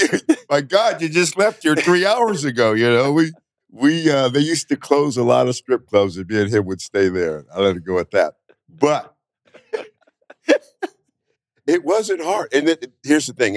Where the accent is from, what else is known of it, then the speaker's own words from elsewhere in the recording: Northern California, United States; moved away as an adult; now in Las Vegas, United States; I'm from Northern California.